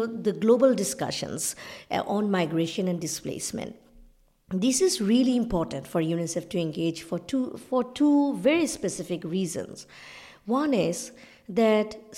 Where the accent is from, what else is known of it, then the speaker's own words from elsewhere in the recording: Bangladesh; I come from South Asia, from Bangladesh, but our family is a partition family